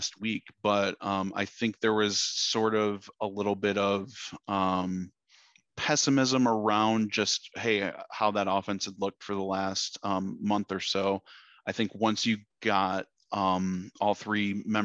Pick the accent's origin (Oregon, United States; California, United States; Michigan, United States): Michigan, United States; now in Dallas, United States; I grew up in Michigan.